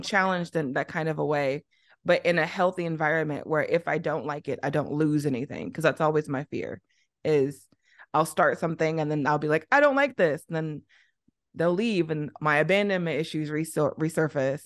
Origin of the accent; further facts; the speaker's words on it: East St. Louis, Illinois, United States; moved away as an adult; also born or lived in Arizona / Liberia; now in Beijing, China; I'm from Illinois, Southern Illinois, not Chicago